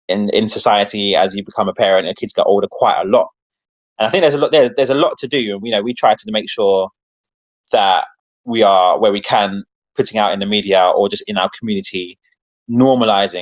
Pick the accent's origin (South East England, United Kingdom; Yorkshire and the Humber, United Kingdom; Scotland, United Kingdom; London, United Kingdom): London, United Kingdom; the area that I was from Wembley